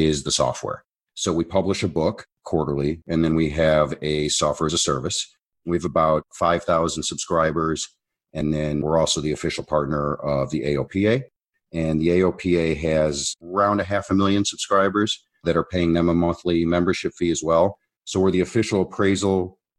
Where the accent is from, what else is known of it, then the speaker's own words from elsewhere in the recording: Chicago, Illinois, United States; I was born in Chicago, Illinois